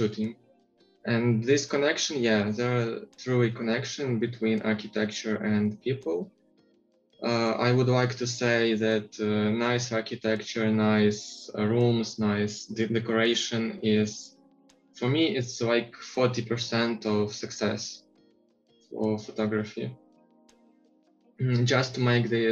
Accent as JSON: {"language": "English", "town": "Uzhhorod", "region": "Zakarpattia Oblast", "country": "Ukraine", "said": "So I'm from Ukraine. Uzhgorod, it's a very southern city of Ukraine near Slovakia and Hungary"}